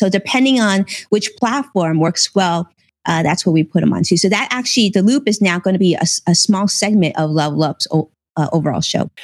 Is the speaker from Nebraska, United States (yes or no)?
no; Los Angeles, California, United States; I grew up in Los Angeles. I was born in Los Angeles